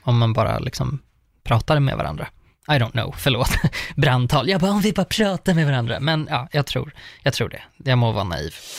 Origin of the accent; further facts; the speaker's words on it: Uppsala, Uppsala County, Sweden; jag är från Uppsala